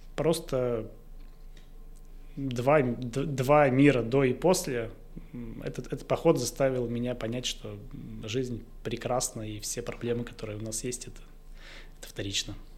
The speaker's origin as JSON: {"language": "Russian", "town": "Izhevsk", "region": "Udmurtia", "country": "Russia", "tie": "born or raised there", "said": "в городе Ижевске, в моем родном городе"}